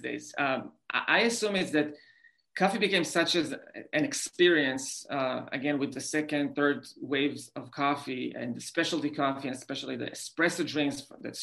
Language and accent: English; Israel; English is a second language; moved away as an adult; also born or lived in New York City; I grew up in Israel